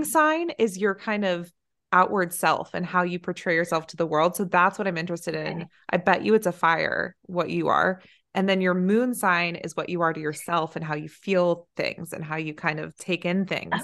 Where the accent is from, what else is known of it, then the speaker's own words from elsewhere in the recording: Silicon Valley, California, United States; moved away; we're from Silicon Valley